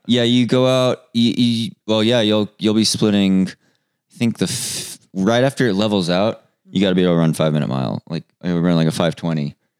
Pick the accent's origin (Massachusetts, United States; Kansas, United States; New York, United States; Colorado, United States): Colorado, United States; I come from Colorado.